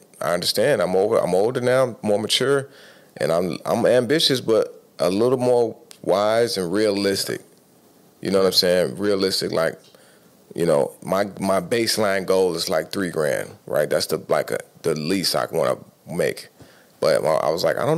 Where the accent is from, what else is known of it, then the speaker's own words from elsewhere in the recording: Chicago, Illinois, United States; moved away as an adult; now in Tampa, United States; If you live here, born and raised in Chicago